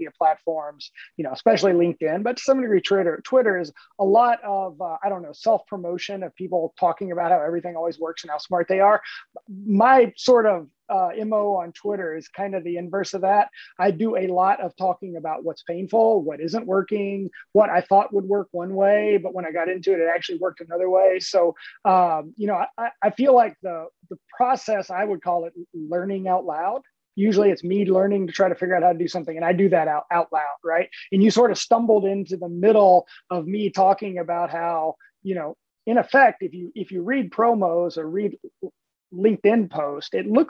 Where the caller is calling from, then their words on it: Richmond, Virginia, United States; I'm calling in from Richmond, Virginia, here in my home office in Richmond.